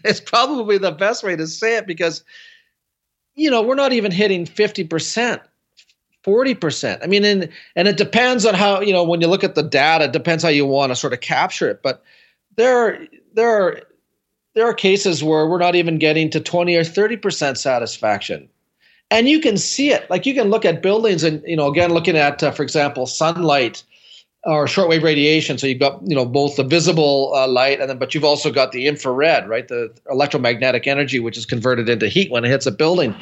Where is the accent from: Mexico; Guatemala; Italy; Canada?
Canada; I'm from Canada